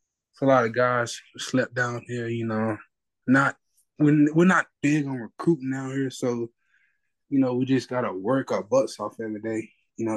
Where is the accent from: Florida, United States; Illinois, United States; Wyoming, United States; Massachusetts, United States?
Florida, United States; Pensacola; I'm from Pensacola, Florida. I go to Pensacola Catholic High School.